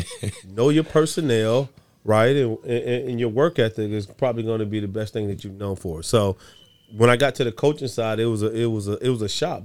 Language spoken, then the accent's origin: English; Salisbury, North Carolina, United States; now in Sacramento, United States; I'm from North Carolina, Salisbury, North Carolina. I've been in Sacramento longer than I've been in North Carolina. So this is home for me, man.